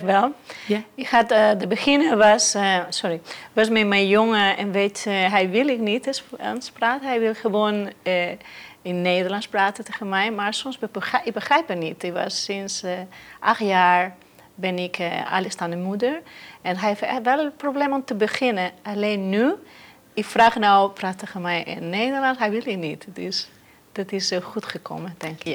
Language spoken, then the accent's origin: Dutch; Mallorca, Balearic Islands, Spain; first language Spanish; Dutch is a second language; moved away as an adult; now in Netherlands; ik kwam van Mallorca